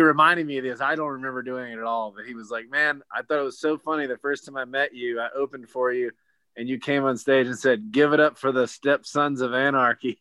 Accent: Gastonia, North Carolina, United States; I grew up in Gastonia until up my senior year of high school

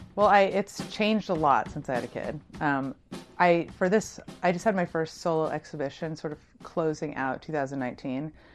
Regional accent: San Francisco, California, United States; moved away as an adult; also born or lived in New York; I'm from San Francisco.

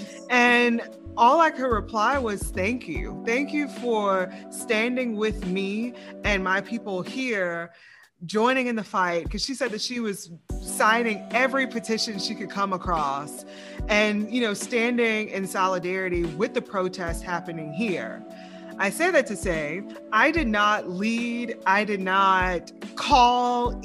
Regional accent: the South, United States; now in Lafayette, United States; I'm from the South

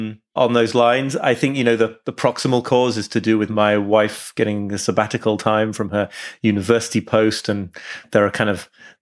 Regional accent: York, Yorkshire and the Humber, United Kingdom; also born or lived in Liverpool, United Kingdom; I was born in Liverpool, actually. I grew up in York, but I was born in Liverpool.

